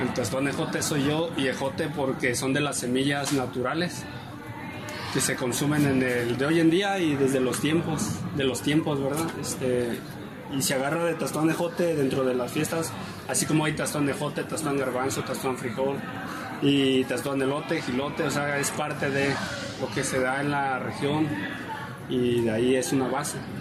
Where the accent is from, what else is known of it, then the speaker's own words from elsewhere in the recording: San Juan de Ocotán, Jalisco, Mexico; Soy parte desde que vengo al mundo en San Juan de Ocotán